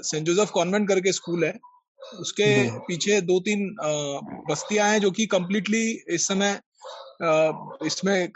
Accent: Nagpur, Maharashtra, India; मैं नागपुर से हूँ संजीव जी और मेरी आपसे प्रार्थना है कि आप एक बार यहाँ जरूर आए

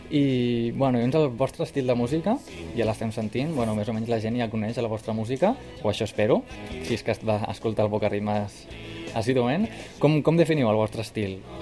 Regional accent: Camp de Tarragona, Catalonia, Spain; tots som del Camp

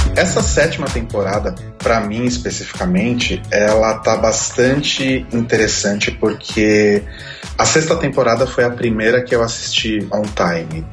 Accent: São Paulo, Brazil; sou paulistano

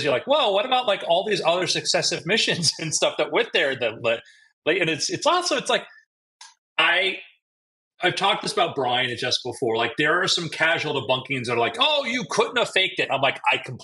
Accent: South Florida, United States; growing up in South Florida

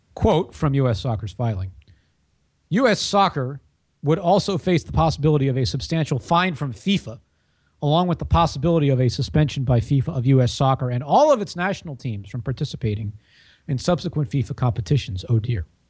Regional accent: Washington, United States; I grew up in Washington

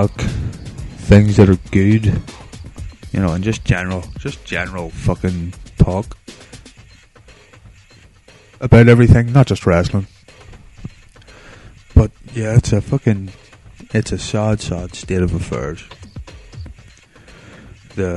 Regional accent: Northern Ireland, United Kingdom; I'm from Northern Ireland

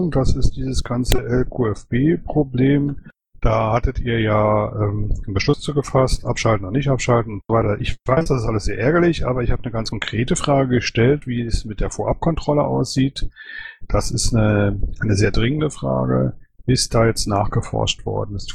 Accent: Cologne, North Rhine-Westphalia, Germany; Ich bin ja Kölner, ne? Also mal so ein paar Informationen.

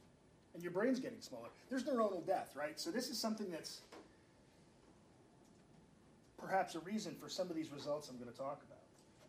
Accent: Spain; Because I've made paella a lot, because I'm from Spain.

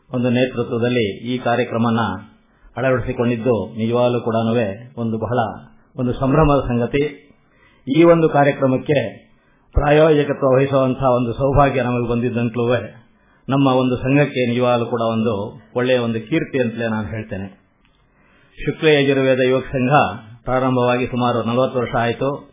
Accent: D. V. Gundappa's town, Karnataka, India; ನಾವು D V ಗುಂಡಪ್ಪನವರು ಊರಿನವರೇ ಅವ್ರ school ಮುಂದೆನೆ ಓಡಾಡ್ತಾ ಇರ್ತೀವಿ

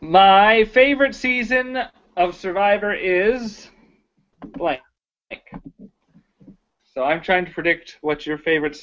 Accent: the South, United States; I grew up in the South

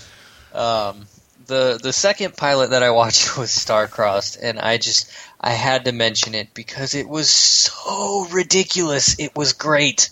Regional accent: United States; I'm an American

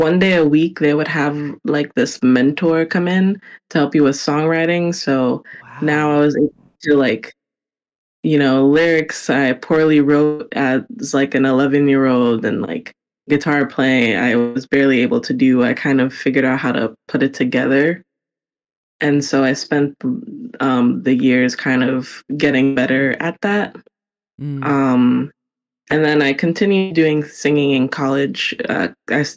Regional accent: New York City, New York, United States; Born and raised in New York City

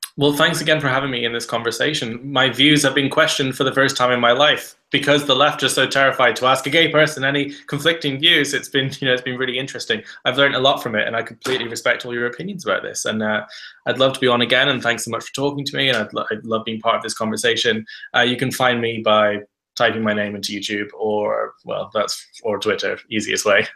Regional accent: Ireland; I grew up in Southern Ireland, a very rural area where kids were only going out in the street

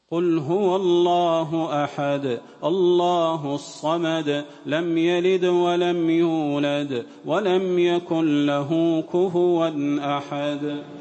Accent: Saudi Arabia; بلادنا المملكة العربية السعودية

